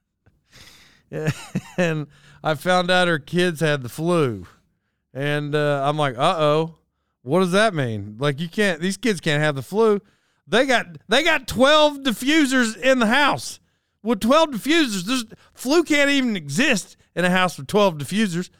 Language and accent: English; Locust Grove, Oklahoma, United States; moved away; I grew up in Locust Grove